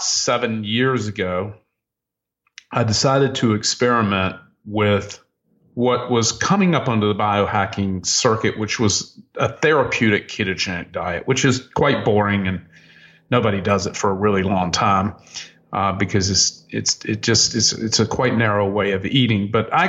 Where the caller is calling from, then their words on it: Miami Beach, Florida, United States; I'm calling you from Miami Beach, where it's warm 80 degrees today.